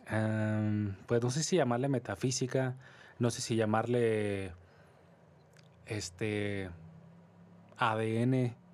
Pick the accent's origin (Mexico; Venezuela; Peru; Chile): Mexico; nosotros como mexicanos...